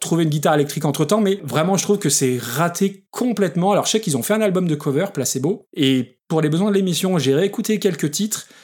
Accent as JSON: {"language": "French", "country": "France", "said": "moi, en tant que français, avec un très très mauvais accent anglais"}